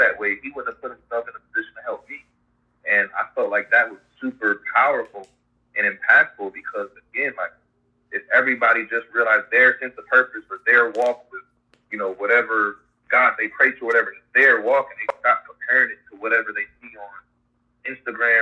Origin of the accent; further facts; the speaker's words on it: Ohio, United States; moved away as an adult; now in St. Petersburg, United States; I'm from Ohio originally, and now I live in St. Petersburg, Florida.